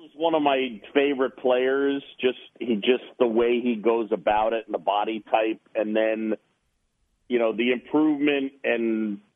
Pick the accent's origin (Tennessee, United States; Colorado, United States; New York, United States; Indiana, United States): New York, United States; New York City; also born or lived in Philadelphia, Pennsylvania / Boston; I moved to New York when I was a, a youngster at seven